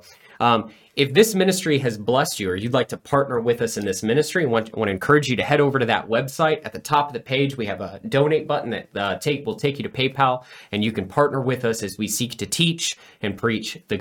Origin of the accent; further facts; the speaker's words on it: Rio Grande Valley, Texas, United States; I grew up in the Rio Grande Valley, and I grew up among a very Hispanic population